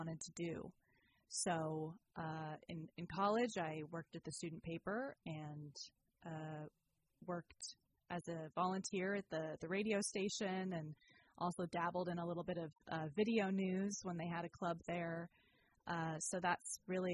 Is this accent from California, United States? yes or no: yes; Sacramento, California, United States; moved away as an adult; also born or lived in Santa Cruz; now in Petaluma, United States; I've been ping-ponging between Sacramento, my hometown, and Petaluma